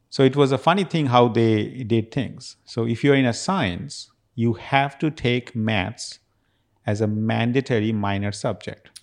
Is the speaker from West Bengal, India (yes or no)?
yes; Kolkata, West Bengal, India; moved away as an adult; also born or lived in Las Vegas, United States; now in Houston, United States; I actually came back to my hometown in Calcutta